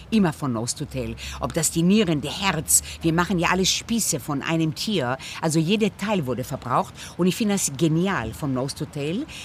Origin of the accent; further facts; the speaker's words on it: Israel; Ich bin in Israel geboren, ich, meine Nachbarn waren Palästinenser. Wir haben Arabisch gehört, wir haben Hebräisch gehört, wir haben Russisch, Französisch, Jemenitisch gehört